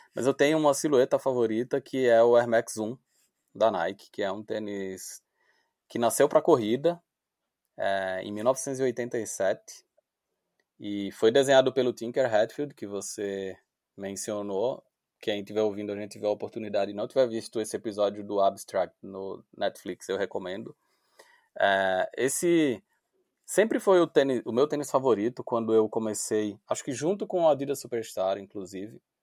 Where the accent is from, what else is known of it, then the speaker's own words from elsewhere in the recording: Recife, Pernambuco, Brazil; pelo meu sotaque você já ouviu que eu não sou de São Paulo, eu sou de Recife